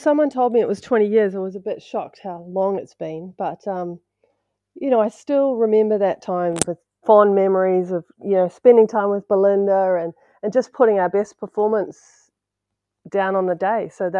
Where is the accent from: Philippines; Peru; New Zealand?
New Zealand; As every Kiwi knows, is probably the worst thing you can do. By changing nationality